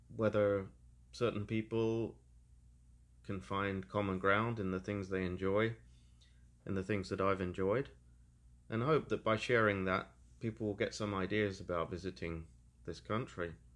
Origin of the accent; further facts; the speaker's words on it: Peterborough, East of England, United Kingdom; coming from the flat, pretty much featureless area where I was born in Peterborough